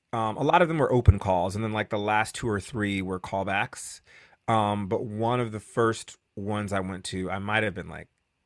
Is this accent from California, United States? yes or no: no; New Haven, Connecticut, United States; moved away; I'm from New Haven, Connecticut.